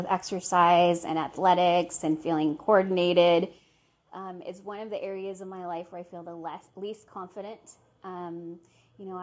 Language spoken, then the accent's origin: English; Seattle, Washington, United States; I'm from Seattle